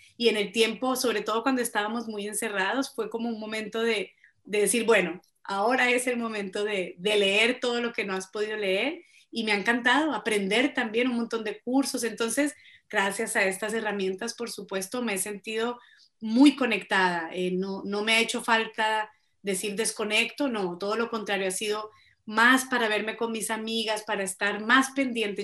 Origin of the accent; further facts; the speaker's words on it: Colombia; moved away as an adult; also born or lived in Boston, United States; yo soy colombiana absolutamente, nací, crecí en Colombia